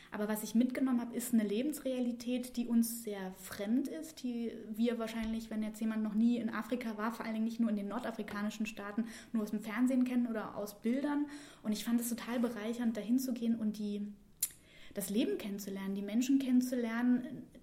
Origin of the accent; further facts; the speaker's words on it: Saxony-Anhalt, Germany; ich komme aus Sachsen-Anhalt. Das ist ungefähr Mitteldeutschland im Osten in der Nähe von Dessau, Magdeburg und Halle.